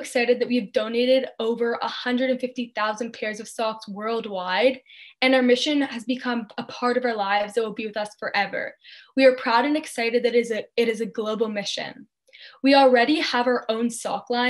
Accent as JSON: {"language": "English", "town": "Thornhill", "region": "Ontario", "country": "Canada", "tie": "born or raised there", "said": "growing up in Thornhill, Ontario"}